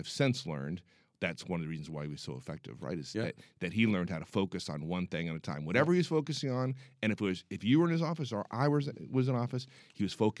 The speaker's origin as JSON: {"language": "English", "town": "Pomona", "region": "California", "country": "United States", "tie": "born or raised there", "also_born_or_lived": "San Francisco", "said": "I grew up in Southern California. {S0} Okay. {S1} In a place called Pomona. And then when I was nine, we moved up to San Francisco."}